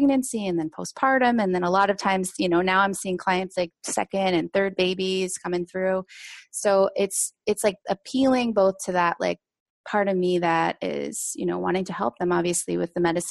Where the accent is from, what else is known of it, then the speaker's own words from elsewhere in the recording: Seattle, Washington, United States; I grew up in Seattle